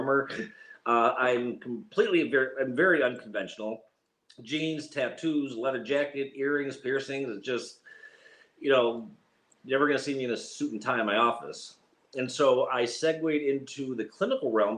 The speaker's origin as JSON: {"language": "English", "town": "Chicago", "region": "Illinois", "country": "United States", "moved": "yes", "lives_now": "Duxbury, United States", "said": "We live in Duxbury, Massachusetts, even though I'm originally from Chicago, and people make fun of my accent"}